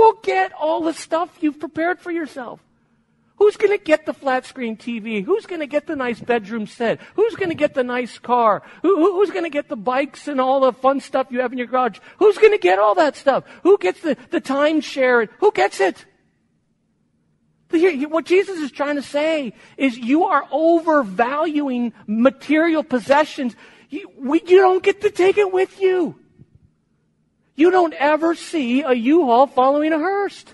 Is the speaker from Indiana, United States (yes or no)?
no; Chicago, Illinois, United States; moved away; also born or lived in Spain; I was born in Chicago. I lived in Spain for 20 years, but born in Chicago, went back to Chicago to do my master's seminary degree there